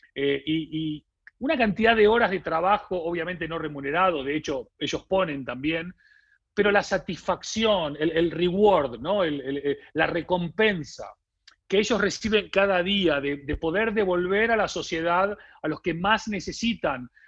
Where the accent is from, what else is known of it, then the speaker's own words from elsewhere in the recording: Argentina; accent: Argentine; moved away as an adult; now in Spain; yo vengo de un país que es Argentina, como se habrán dado cuenta por mi acento, a pesar de que ya vivo 20 años en España, viví 30 en Argentina